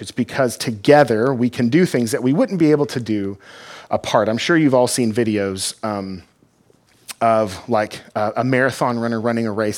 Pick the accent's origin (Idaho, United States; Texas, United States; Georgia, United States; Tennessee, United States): Texas, United States; Fort Worth; now in Granger, United States; I'm from Texas, from Fort Worth